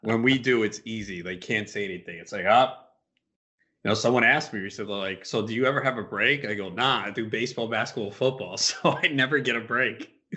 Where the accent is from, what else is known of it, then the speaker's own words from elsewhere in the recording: New York, United States; I'm from New York